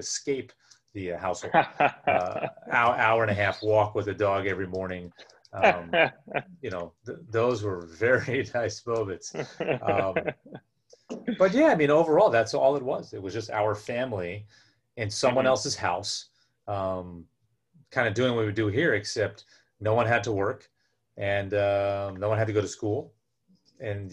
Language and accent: English; United States; being an American